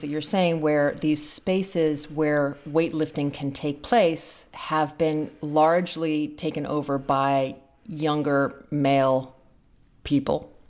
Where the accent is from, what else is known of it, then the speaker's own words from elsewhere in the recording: London, United Kingdom; I grew up in London in a relatively posh way